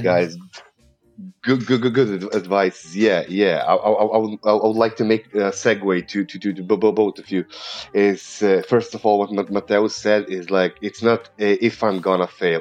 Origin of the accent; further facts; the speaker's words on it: Serbia; accent: Eastern European; first language Serbian; English is a second language; I have an um, Eastern European accent because I, I come from Serbia